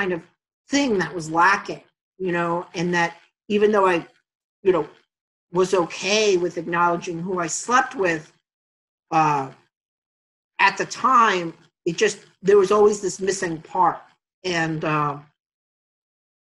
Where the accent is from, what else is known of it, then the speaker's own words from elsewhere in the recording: New York City, New York, United States; moved away as an adult; I grew up in Astoria in the late 70s, 80s, and 90s